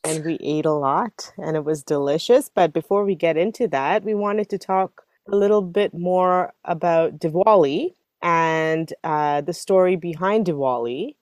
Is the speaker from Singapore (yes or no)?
yes; Singapore; moved away; we grew up with in Singapore